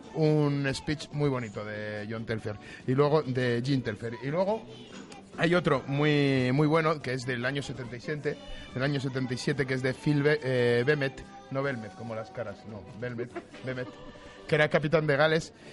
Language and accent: Spanish; Valladolid, Castile and León, Spain; como vallisoletano